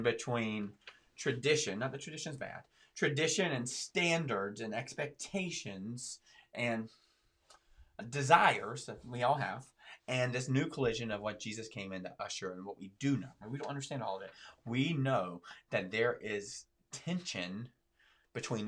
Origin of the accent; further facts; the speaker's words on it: the South, United States; I'm from the South